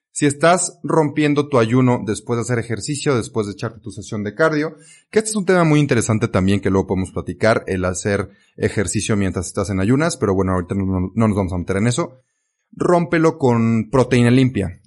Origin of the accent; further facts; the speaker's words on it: Mexico; also born or lived in Belgium; aquí en México, en mi país natal